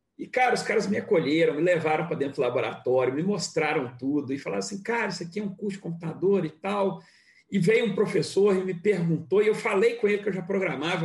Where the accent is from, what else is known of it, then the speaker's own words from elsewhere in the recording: Rio de Janeiro, Brazil; ex-morador é, é, lá de onde eu nasci, que eu gosto muito. Minha mãe mora lá no mesmo lugar